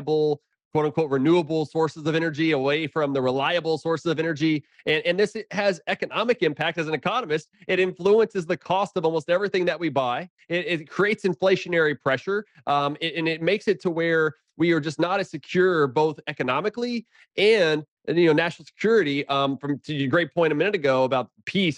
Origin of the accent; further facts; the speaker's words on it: Houston, Texas, United States; also born or lived in Lubbock, Texas; now in Round Rock, United States; I grew up in South Houston